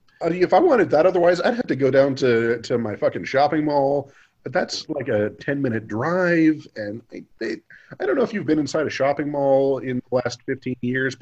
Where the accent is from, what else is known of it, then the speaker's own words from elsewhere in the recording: Midwest, United States; As a Midwesterner